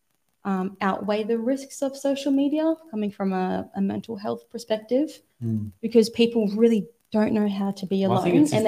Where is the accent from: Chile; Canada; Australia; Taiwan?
Australia; Australia is a very interesting place. I grew up here, but we're a very young country